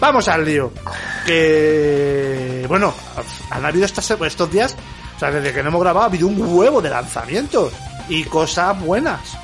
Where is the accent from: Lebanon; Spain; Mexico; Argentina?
Spain; Leganés, Community of Madrid; yo soy de Leganés